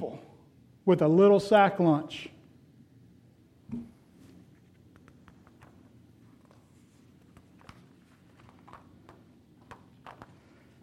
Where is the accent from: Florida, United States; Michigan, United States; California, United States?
Florida, United States; when I was growing up, we had a pool. Growing up in Florida, almost everybody had a pool